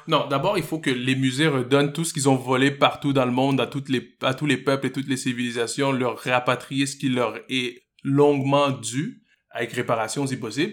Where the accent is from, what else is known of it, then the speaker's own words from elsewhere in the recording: Montreal, Quebec, Canada; j'ai grandi à Côte-des-Neiges, la section francophone de, Côte-des-Neiges